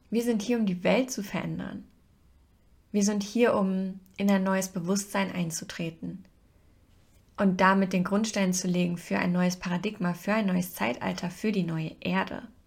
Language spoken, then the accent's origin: German; Hesse, Germany; bei uns in Hessen